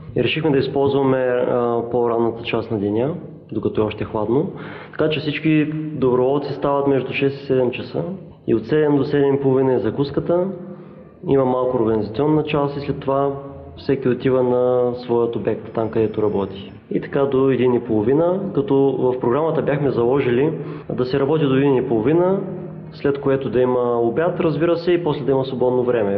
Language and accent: Bulgarian; Ruse, Ruse Province, Bulgaria; now in Varna, Bulgaria; от Русе съм, но в момента живея във Варна.